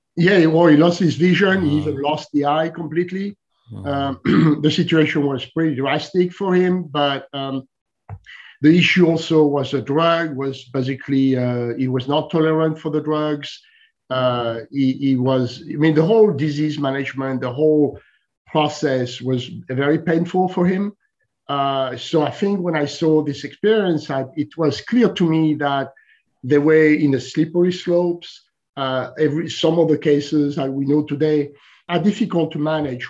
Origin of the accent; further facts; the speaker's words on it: France; moved away as an adult; also born or lived in Silicon Valley; I'm originally from France